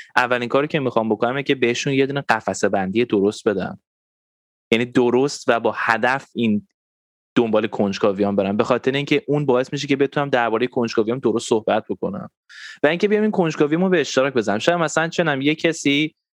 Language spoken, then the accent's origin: Persian; Tehran, Tehran Province, Iran; منم خب تو تهران بزرگ شدم